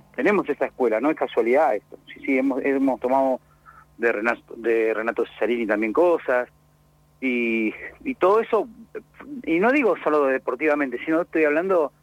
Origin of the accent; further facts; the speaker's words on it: Río Negro, Argentina; now in Bahía Blanca, Argentina; yo soy rionegrino